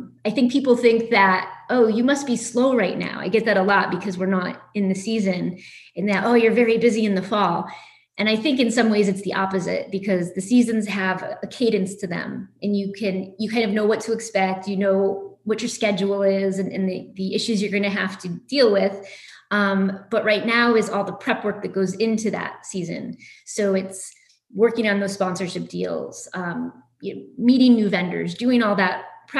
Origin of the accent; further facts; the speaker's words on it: Bristol, Connecticut, United States; I'm actually from Bristol, Connecticut, which is a big sports town, home of ESPN.